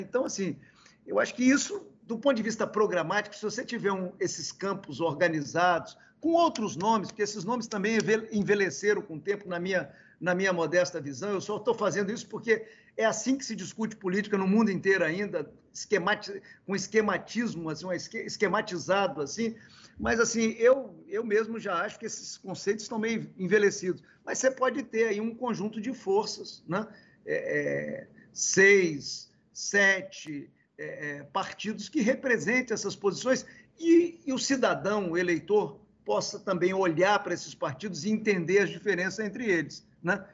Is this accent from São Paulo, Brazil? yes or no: no; Caparaó, Espírito Santo, Brazil; also born or lived in Vitória; lá do interior do, do Espírito Santo, onde eu nasci, eu nasci no Caparaó, ali onde está o Pico da Bandeira, na divisa do Espírito Santo com Minas, por isso que eu sou meio mineiro